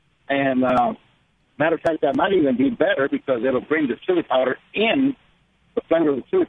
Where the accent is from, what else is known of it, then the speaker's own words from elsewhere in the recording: El Paso, Texas, United States; Now, over here in Texas, I'm from El Paso. I'm a truck driver.